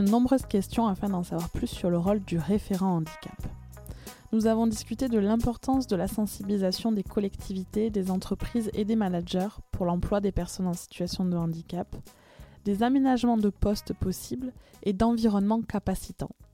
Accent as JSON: {"language": "French", "country": "France", "accent": "accent chantant", "said": "mon accent chantant"}